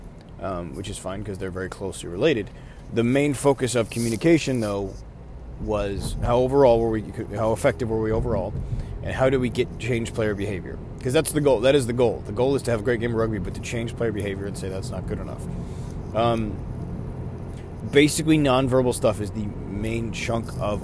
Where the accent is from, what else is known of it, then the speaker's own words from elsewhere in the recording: Buffalo, New York, United States; I'm from Buffalo, New York